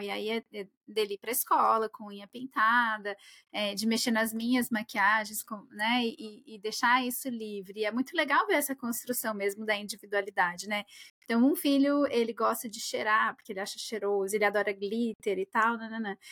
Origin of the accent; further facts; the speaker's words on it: Brazil; moved away; que saí do Brasil